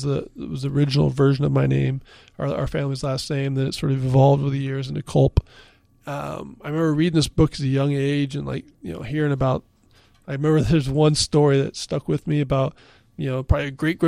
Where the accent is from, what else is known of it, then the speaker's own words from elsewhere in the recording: Pacific Northwest, United States; now in Philadelphia, United States; I grew up in the Pacific Northwest. I had no association with Pennsylvania